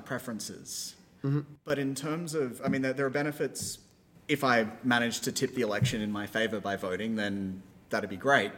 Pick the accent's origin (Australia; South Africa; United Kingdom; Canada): Australia; now in United States; my home country of Australia